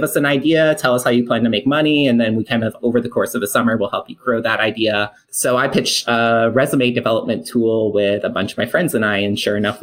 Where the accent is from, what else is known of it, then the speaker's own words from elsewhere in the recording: Syracuse, New York, United States; moved away as an adult; now in Austin, United States; I'm from Syracuse, New York. Small little, I guess like Syracuse itself isn't that big. But I'm more outside the city